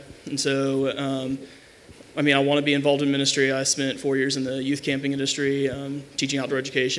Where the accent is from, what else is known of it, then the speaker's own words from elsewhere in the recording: Abilene, Texas, United States; I'm from Abilene, Texas.